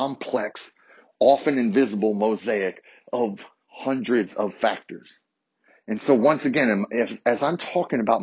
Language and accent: English; Harrisonburg, Virginia, United States; growing up in Harrisonburg, Virginia, two rival high schools